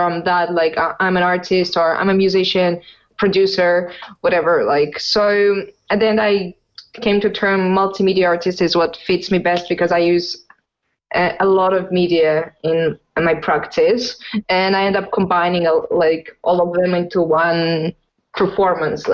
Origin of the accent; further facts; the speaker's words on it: Russia; growing up in Russia